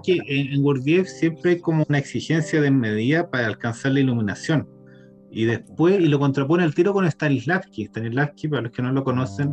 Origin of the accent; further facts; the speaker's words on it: Chile; nosotros como chilenos